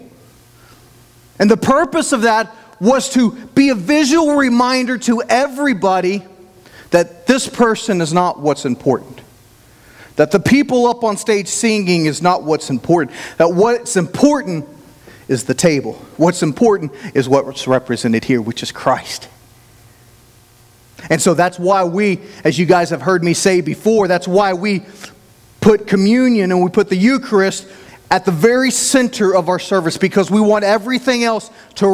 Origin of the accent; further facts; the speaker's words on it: Oklahoma, United States; accent: Oklahoma; I'm from Oklahoma